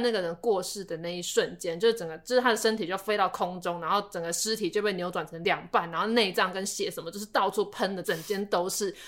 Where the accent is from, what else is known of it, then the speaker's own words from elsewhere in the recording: Taipei, Taiwan; 我们台北人